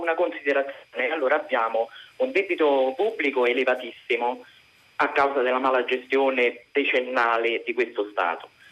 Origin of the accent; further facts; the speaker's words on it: Rome, Lazio, Italy; sono romana di Roma